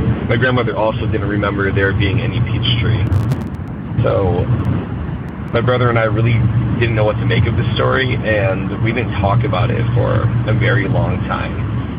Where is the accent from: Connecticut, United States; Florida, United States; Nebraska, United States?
Connecticut, United States; I'm from Connecticut